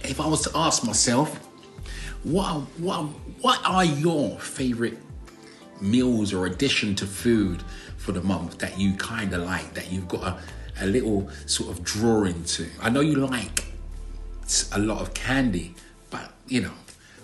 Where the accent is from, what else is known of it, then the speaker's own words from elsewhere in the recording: London, United Kingdom; I'm from South London, as you know. And we kind of drag our words and exaggerate our words.